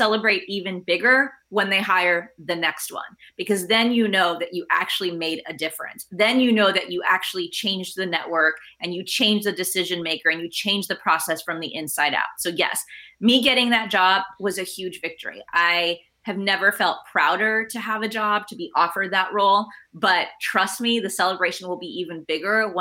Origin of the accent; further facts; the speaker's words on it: Fort Worth, Texas, United States; English is a second language; moved away; I grew up, English is my second language. I grew up on the north side of Fort Worth.